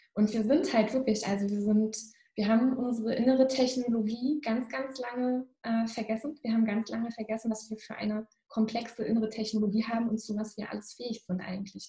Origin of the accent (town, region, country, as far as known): Northern Germany, Germany